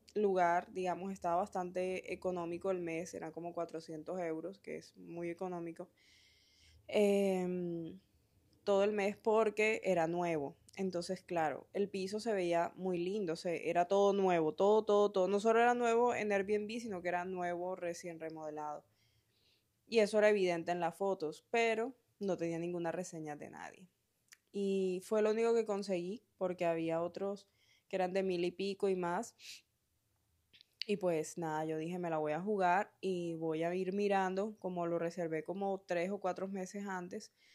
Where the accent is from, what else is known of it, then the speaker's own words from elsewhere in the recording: Colombia; moved away as an adult; also born or lived in Spain; mi primer viaje fuera de Colombia, que fue cuando me vine a España a hacer la maestría